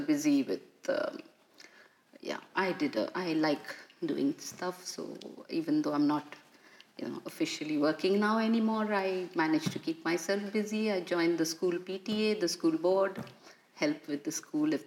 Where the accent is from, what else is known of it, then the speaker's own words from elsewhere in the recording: India; moved away as an adult; now in Krakow, Poland; I'm from India